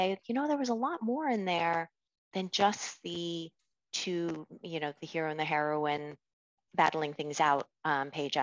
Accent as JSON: {"language": "English", "country": "United States", "tie": "born or raised there", "also_born_or_lived": "China", "said": "I'm Asian American so my heritage is I'm ancestrally Chinese, even though I was born in the US."}